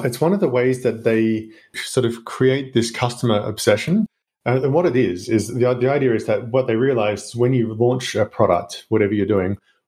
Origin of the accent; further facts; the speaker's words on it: Australia; accent: Australian; now in Luxembourg; I'm Australian, you may hear from the accent